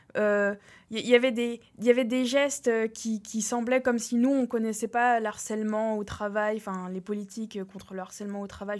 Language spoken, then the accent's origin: French; France; now in United States; en tant que Français